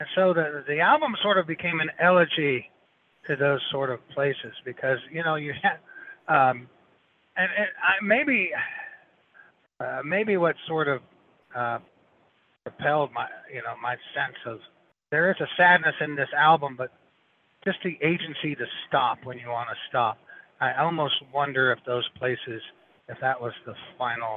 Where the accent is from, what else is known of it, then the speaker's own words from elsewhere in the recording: Indiana, United States; a straight truck driver from Indiana